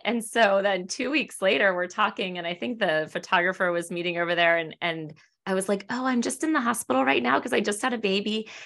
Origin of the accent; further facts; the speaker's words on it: Annapolis, Maryland, United States; also born or lived in Washington, D.C. area; I'm from the Annapolis area originally.